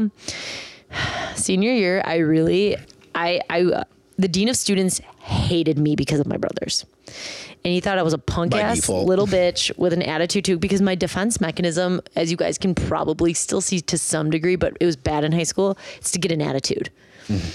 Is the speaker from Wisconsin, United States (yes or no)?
yes; Milwaukee, Wisconsin, United States; I'm from Milwaukee.